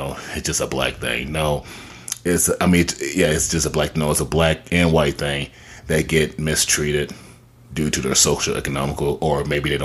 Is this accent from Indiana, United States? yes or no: yes; Terre Haute, Indiana, United States; growing up in Indiana, Terre Haute, to be exact